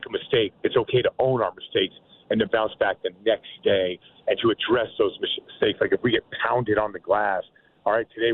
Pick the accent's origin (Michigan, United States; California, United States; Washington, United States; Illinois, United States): Washington, United States; Seattle; I'm from Seattle